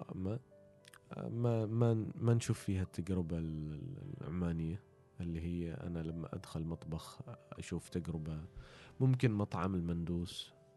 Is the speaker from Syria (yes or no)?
no; Oman